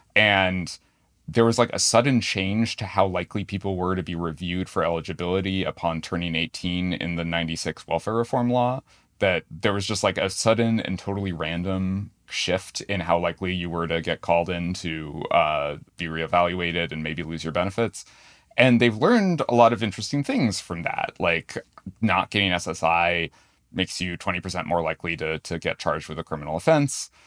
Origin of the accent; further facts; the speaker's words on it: New Hampshire, United States; moved away; I grew up in New Hampshire.